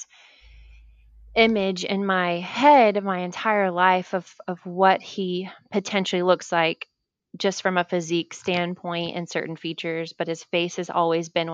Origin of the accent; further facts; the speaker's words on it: Nacogdoches, Texas, United States; now in Pearland, United States; I was born in Nacogdoches. So very East Texas